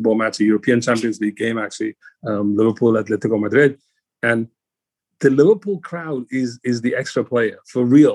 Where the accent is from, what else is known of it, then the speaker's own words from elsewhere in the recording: Cape Town, Western Cape, South Africa; moved away; I grew up in South Africa